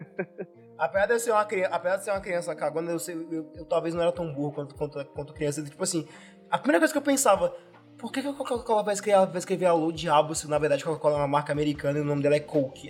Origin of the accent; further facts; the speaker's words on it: Pará, Brazil; also born or lived in Belo Horizonte; eu sou do norte, eu sou paraense, mas eu já morei em BH